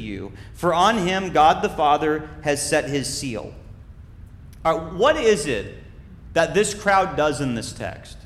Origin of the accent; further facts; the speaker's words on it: Minnesota, United States; When I was growing up in Minnesota, I was cool enough to be in Boy Scouts